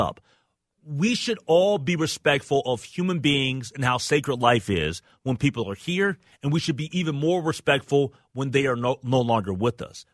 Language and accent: English; Minnesota, United States; We live in Minnesota.